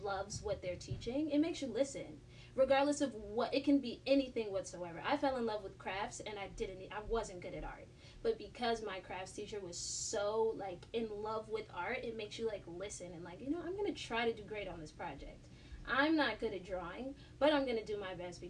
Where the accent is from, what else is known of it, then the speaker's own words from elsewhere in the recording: Maplewood, New Jersey, United States; also born or lived in South Orange; I was raised in Maplewood. I was raised on the border of Maplewood and South Orange